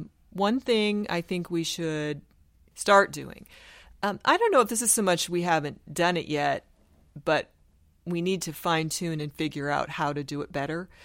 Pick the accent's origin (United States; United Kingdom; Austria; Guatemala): United States; Sioux City, Iowa; moved away as an adult; also born or lived in Houston, Texas / South Dakota; I grew up in Sioux City, Iowa, which is the corner of Iowa, Nebraska, and South Dakota.